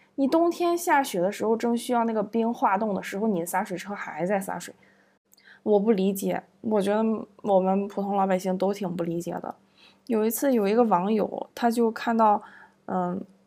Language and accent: Chinese; Zibo, Shandong, China; moved away as an adult; 我作为一个普通的老百姓，我能够感受到我们城市的活力